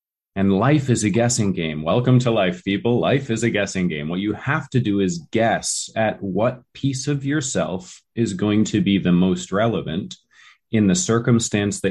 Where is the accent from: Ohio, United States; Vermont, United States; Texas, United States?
Vermont, United States; me growing up in Vermont